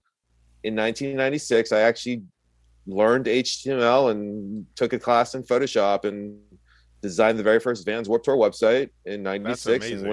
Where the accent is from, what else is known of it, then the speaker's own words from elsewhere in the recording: Ohio, United States; also born or lived in Taiwan; now in San Francisco, United States; I was born in Ohio.